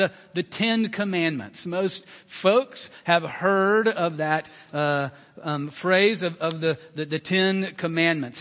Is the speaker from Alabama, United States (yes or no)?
yes; Alabama, United States; moved away; my home state, Alabama